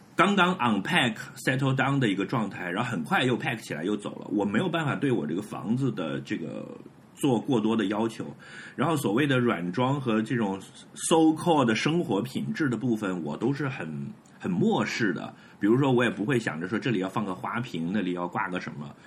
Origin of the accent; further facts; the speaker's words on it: Hebei, China; 我作为一个河北人，我来自美学洼地